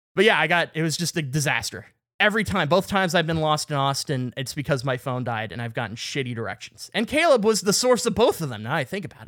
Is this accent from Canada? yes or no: yes; Canada; I was from Canada